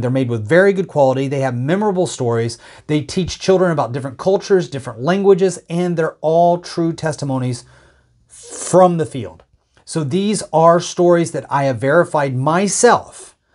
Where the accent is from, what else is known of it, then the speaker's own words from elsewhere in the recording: United States; as an American